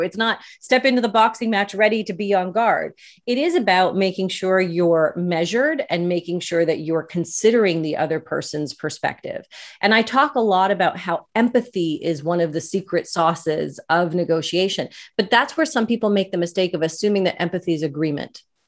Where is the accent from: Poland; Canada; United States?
Canada; I'm Canadian.